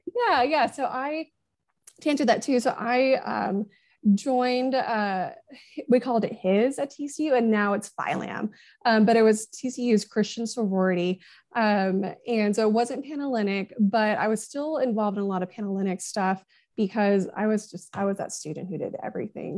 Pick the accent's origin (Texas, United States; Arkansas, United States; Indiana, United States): Arkansas, United States; Northwest; moved away as an adult; I'm from out of state. I'm from Northwest Arkansas